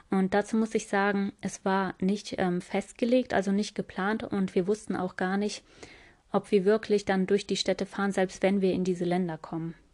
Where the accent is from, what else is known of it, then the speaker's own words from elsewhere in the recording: Tokmok, Chuy Region, Kyrgyzstan; born there; Heute erzähle ich euch ähm, über meine Geburtsstadt Tokmak, wie es bei uns ja, dort gelaufen ist, was wir da eigentlich gemacht haben.